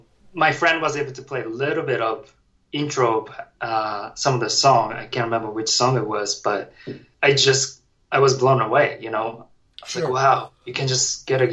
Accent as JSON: {"language": "English", "region": "Tokyo", "country": "Japan", "tie": "born or raised there", "second_language": "English", "moved": "as an adult", "said": "Oh, I grew up in Tokyo."}